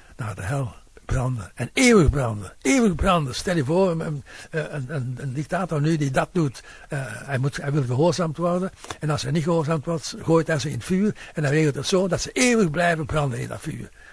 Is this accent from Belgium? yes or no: yes; Flanders, Belgium; bij ons in Vlaanderen